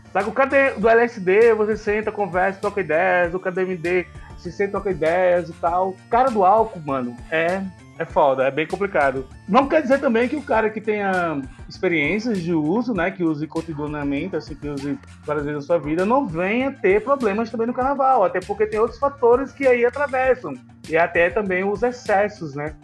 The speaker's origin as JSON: {"language": "Portuguese", "region": "Northeast Region", "country": "Brazil", "moved": "yes", "lives_now": "São Paulo, Brazil", "said": "Eu sou nordestino"}